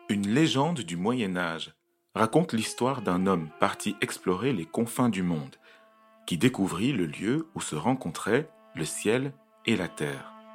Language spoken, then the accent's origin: French; Cameroon; now in Brussels, Belgium; j'habite à Bruxelles, en Belgique, je suis belge, mais je suis né au Cameroun